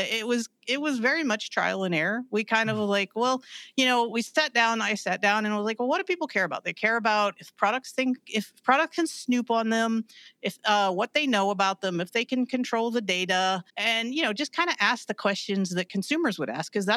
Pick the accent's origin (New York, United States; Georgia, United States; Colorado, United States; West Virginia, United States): West Virginia, United States; I'm from West Virginia